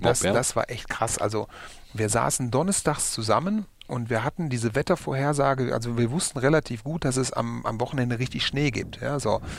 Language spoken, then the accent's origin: German; Essen, North Rhine-Westphalia, Germany; weil ich komme auch aus Essen.